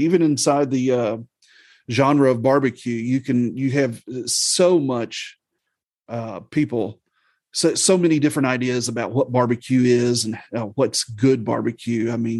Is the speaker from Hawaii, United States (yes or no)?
no; Missouri, United States; also born or lived in Southern Illinois; now in Alabama, United States; I was raised in the Midwest. I grew up as a preacher's kid. We moved around a bit in my childhood, but, I call the Midwest Southeast Missouri, Southern Illinois, that is home to me. But now I have lived in West Central Alabama for the last 11 years of my life.